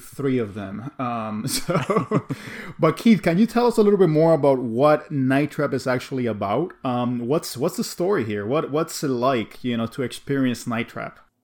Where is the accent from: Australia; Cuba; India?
Cuba; growing up in Cuba